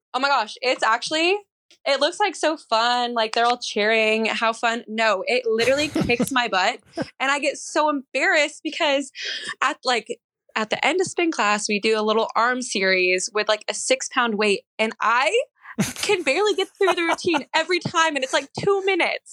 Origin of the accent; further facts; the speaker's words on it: Ceres, California, United States; moved away as an adult; also born or lived in Seattle, Washington; from Ceres